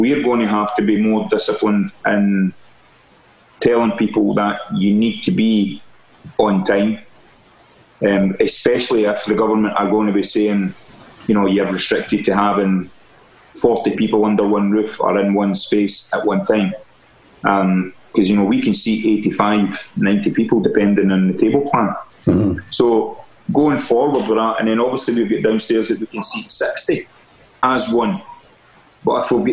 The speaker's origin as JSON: {"language": "English", "town": "Stevenston", "region": "Scotland", "country": "United Kingdom", "also_born_or_lived": "Irvine / France / London", "moved": "as an adult", "said": "I'm from Ayrshire, Stevenson originally, and I worked in Irvine, and then I went to France. From France, I went to London."}